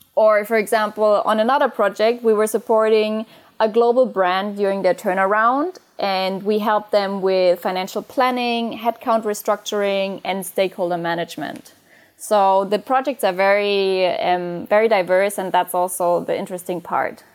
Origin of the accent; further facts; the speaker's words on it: Bavaria, Germany; moved away; also born or lived in Frankfurt; I am originally from Bavaria